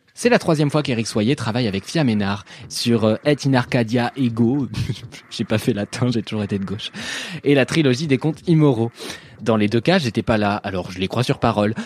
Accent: France; also born or lived in Paris / Normandy; je suis parisien et normand

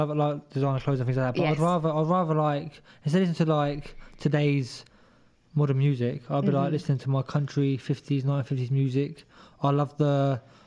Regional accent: Luton, East of England, United Kingdom; moved away as an adult; now in Dublin, Ireland; When I was at my hometown, Luton.

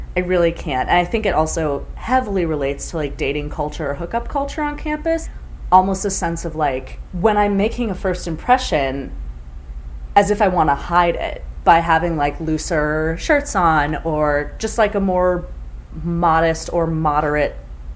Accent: Chicago, Illinois, United States; I'm from Chicago

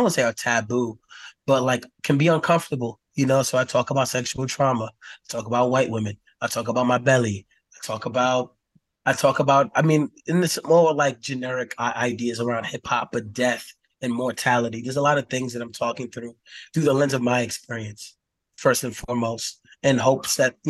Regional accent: United States; looking at the world through, like, the cishet Black male experience growing up in America.

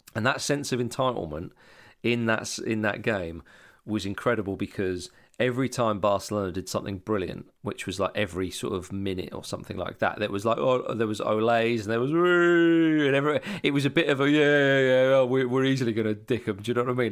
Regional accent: Scotland, United Kingdom; moved away; also born or lived in Hammersmith, London; growing up in Scotland

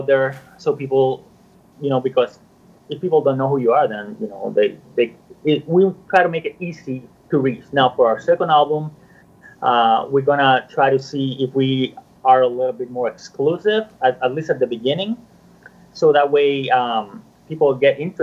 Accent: Puerto Rico; moved away as an adult; now in Florida, United States; I'm from Puerto Rico. I was born and raised over there, and I moved to Florida when I was probably like 22

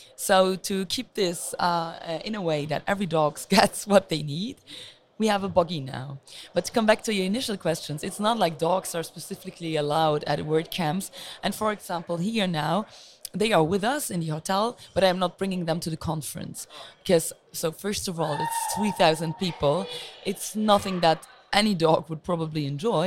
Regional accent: Luxembourg; I'm originally from Luxembourg, which is a very small country

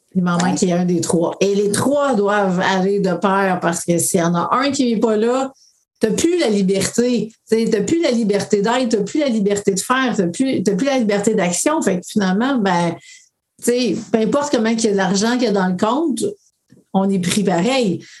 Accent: BTB, Quebec, Canada; moved away; je retourne dans mon coin de pays qui était la BTB

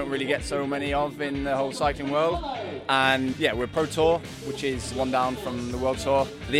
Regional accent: Cumbria, North West England, United Kingdom; I'm from Cumbria

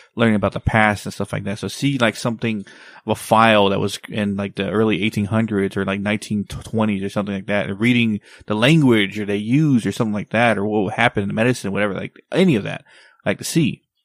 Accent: Texas, United States; my hometown, Texas

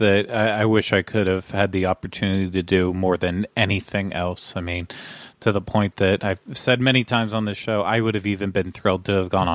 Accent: United States; born or raised there

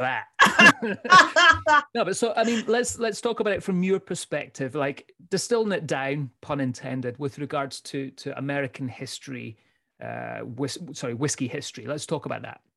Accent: Scotland, United Kingdom; also born or lived in United States; we're two Scottish guys

